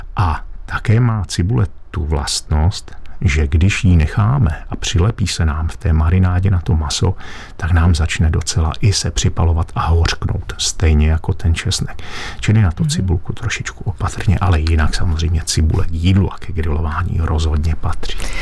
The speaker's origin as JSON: {"language": "Czech", "region": "Lachia / Moravian Wallachia", "country": "Czechia", "said": "u nás na Lašsku a Valašsku, eh, případně eh, ve Slesku"}